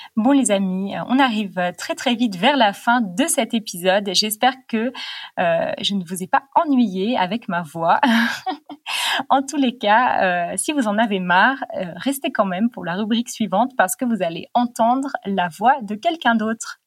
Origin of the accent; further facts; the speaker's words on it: United States; French is a second language; je suis américain